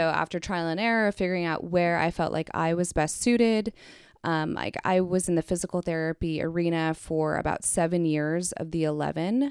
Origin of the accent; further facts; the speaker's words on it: Kansas City, United States; moved away as an adult; also born or lived in Philadelphia; I am from Kansas City